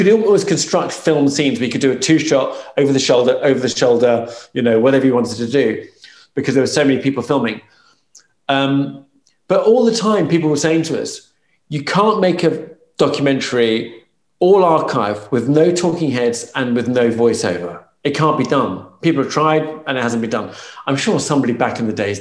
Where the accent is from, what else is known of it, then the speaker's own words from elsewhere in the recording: United Kingdom; accent: British; my British accent